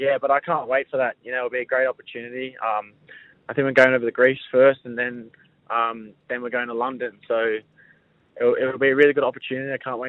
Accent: Sydney, New South Wales, Australia; I pretty much grew up in the Balmain Junior system.

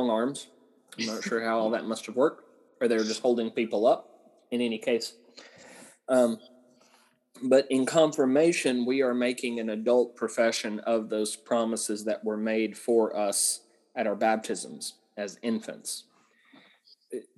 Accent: Southern Appalachia, United States; I grew up in Southern Appalachia

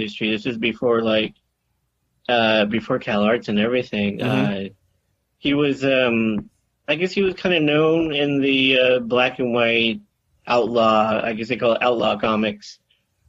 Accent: California, United States; also born or lived in Tarzana, California / Northridge, California / Granada Hills, California / Santa Barbara, California; I was born and raised in California. I grew up in, I was born in Tarzana, California.

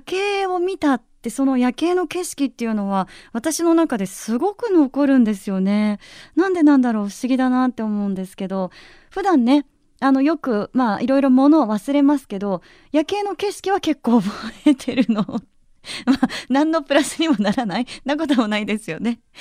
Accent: Yamanashi, Japan; 出身が山梨なので

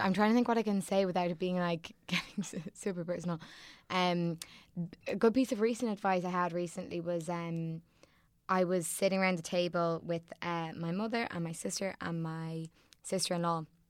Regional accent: Sandycove, Leinster, Ireland; I'm from Sandy Cove

